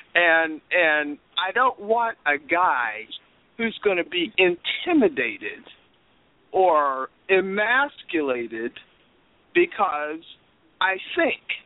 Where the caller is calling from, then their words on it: Pennsylvania, United States; I'm calling from Pennsylvania